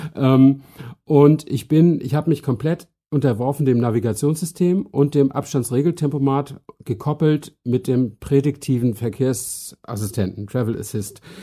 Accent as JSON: {"language": "German", "region": "Northern Germany", "country": "Germany", "accent": "North German", "said": "Ich bin ja Norddeutscher, wie äh, auch die, die es nicht wissen, hören können"}